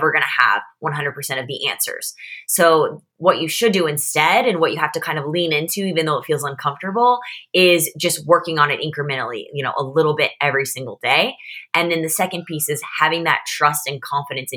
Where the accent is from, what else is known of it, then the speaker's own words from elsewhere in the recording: Missouri, United States; also born or lived in St. Louis / London; I grew up in the Midwest in Missouri